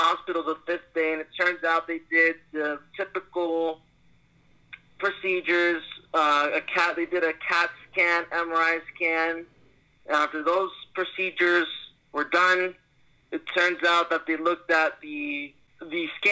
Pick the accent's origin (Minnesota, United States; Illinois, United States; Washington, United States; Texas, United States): Washington, United States; Seattle; also born or lived in New York; Originally, I'm from New York. I lived there ever since until I turned 4. I left New York, and I moved to Seattle, and I've been here in Seattle for my whole life